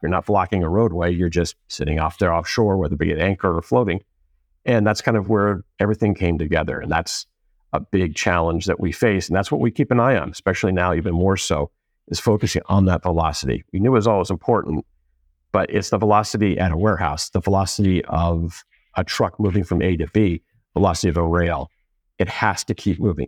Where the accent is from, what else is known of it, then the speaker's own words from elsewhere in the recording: Southern California, United States; also born or lived in East Coast / Boston; I went to junior high and high school out here in Southern California